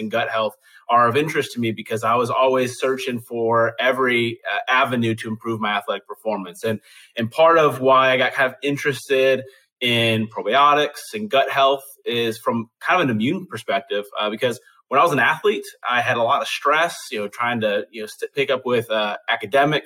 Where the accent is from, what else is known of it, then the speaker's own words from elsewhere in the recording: Chicago, Illinois, United States; now in Tennessee, United States; I'm from Chicago, so I'm still a Bears fan. Living in Tennessee now